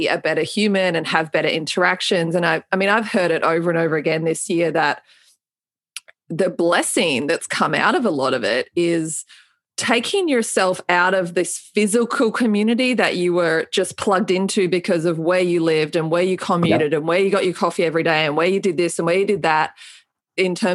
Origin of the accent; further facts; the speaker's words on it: Melbourne, Victoria, Australia; moved away; my hometown in Melbourne, Australia